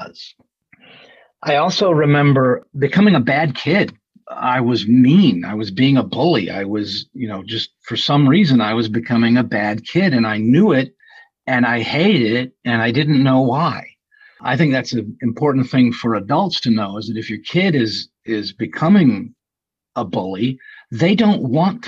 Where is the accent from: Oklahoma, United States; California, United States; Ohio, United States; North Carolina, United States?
North Carolina, United States; Winston-Salem; I grew up in Winston-Salem, North Carolina